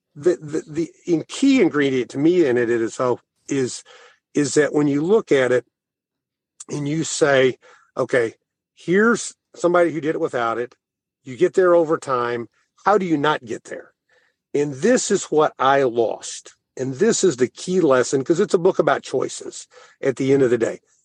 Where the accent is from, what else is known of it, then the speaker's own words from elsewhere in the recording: Thayer, Missouri, United States; moved away; also born or lived in St. Louis; I'm from Thayer